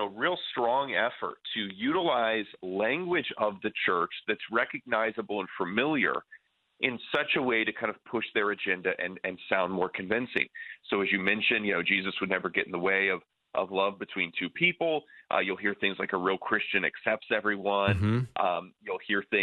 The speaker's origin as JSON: {"language": "English", "area": "near Lake Michigan", "region": "Midwest", "country": "United States", "tie": "born or raised there", "said": "I grew up near Lake Michigan"}